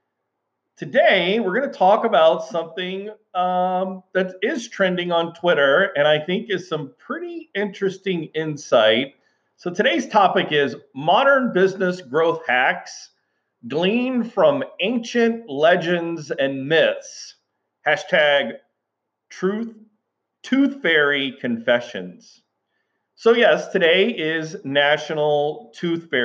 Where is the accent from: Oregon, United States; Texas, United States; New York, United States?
Texas, United States; Houston; as a young boy growing up in South Texas, in Houston, Texas